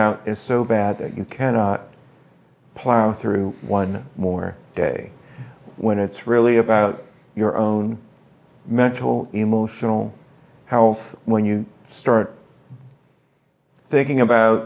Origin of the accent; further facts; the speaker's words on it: the South, United States; I'm from the South